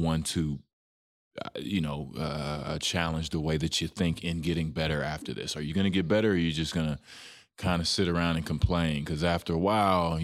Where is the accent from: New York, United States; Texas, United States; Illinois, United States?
Texas, United States; Dallas; It's my hometown team